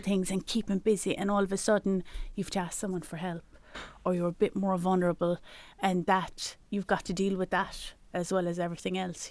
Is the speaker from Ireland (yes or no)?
yes; Ireland; as Irish people, as, as in our culture, we're very generous